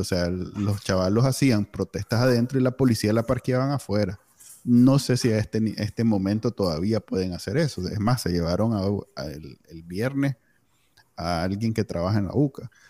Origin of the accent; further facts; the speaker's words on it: Managua, Nicaragua; soy egresado del Colegio Alemán